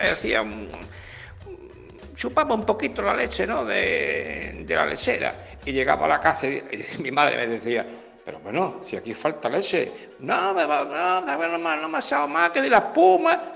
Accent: Cádiz, Andalusia, Spain; soy de aquí de Cádiz

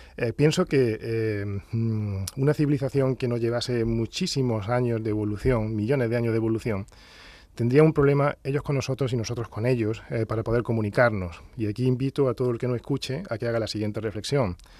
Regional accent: Granada, Andalusia, Spain; accent: Andalusian; also born or lived in Huelva / Valdepeñas de Jaén; Yo nací en Huelva, pero a los, dos años eh, pues, eh, nos trasladamos a Granada

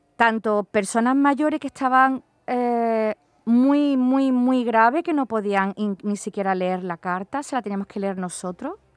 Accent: Málaga, Andalusia, Spain; soy de Málaga

